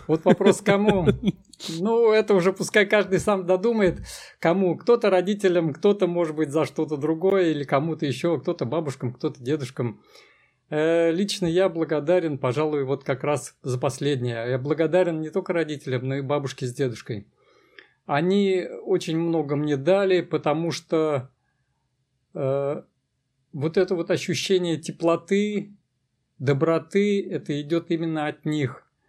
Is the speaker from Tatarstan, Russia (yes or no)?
yes; Kazan, Tatarstan, Russia; я родился в Казани, и Казань мой родной город, и это Татарстан